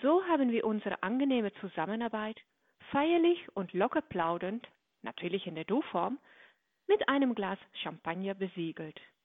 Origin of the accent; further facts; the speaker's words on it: Netherlands; für mich als Niederländerin